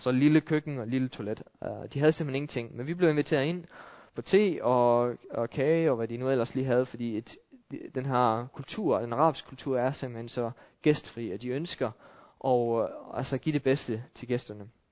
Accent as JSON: {"language": "Danish", "country": "Denmark"}